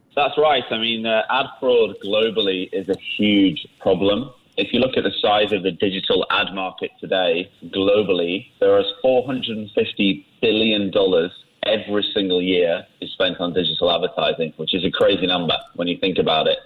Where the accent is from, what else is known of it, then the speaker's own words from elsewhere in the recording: England, United Kingdom; moved away as an adult; now in Singapore; I've lived here for 15 years now. Uh, you can probably hear from I'm from England